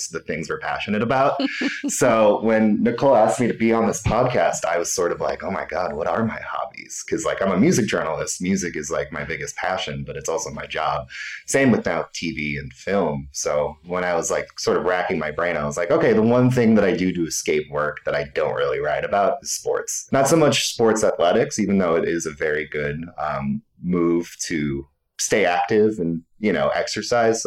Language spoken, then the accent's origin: English; Big Rapids, Michigan, United States; now in Chicago, United States; growing up in Michigan